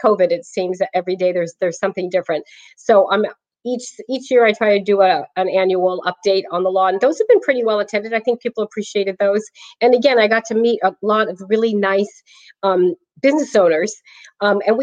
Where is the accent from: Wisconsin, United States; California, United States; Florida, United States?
California, United States; Clayton; now in Brentwood, United States; I was raised in Clayton